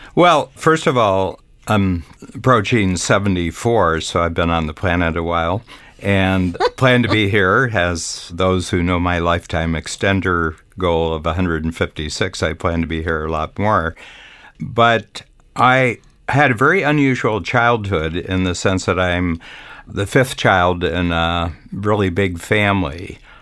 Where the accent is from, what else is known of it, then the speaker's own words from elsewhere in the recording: Northern Ohio, United States; on a farm that I grew up in in Northern Ohio